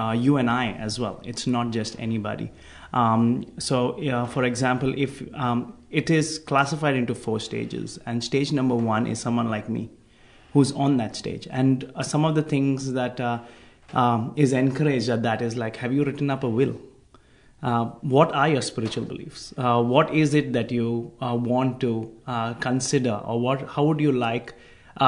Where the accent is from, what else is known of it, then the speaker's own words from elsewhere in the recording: India; moved away as an adult; now in Australia; I'm from India